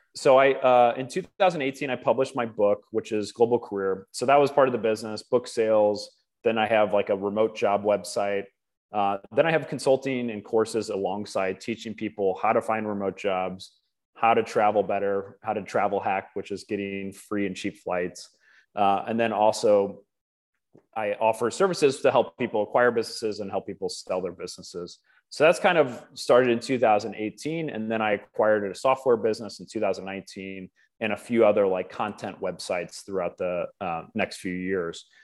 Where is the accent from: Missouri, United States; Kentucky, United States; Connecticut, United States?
Missouri, United States; Wildwood; moved away as an adult; also born or lived in Sydney, Australia / Gwangju, South Korea / Seoul, South Korea; now in Tbilisi, Georgia; I'm from Wildwood, Missouri.